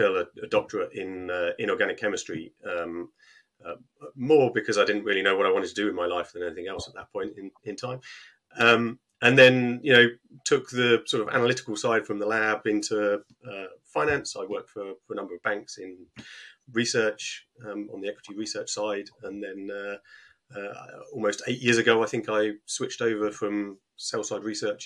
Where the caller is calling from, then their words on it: Harpenden, East of England, United Kingdom; Just outside of London, Harpenden.